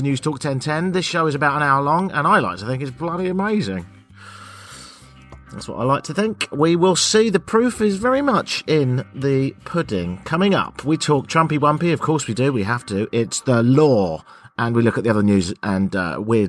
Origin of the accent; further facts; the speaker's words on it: United Kingdom; I'm British, Canadian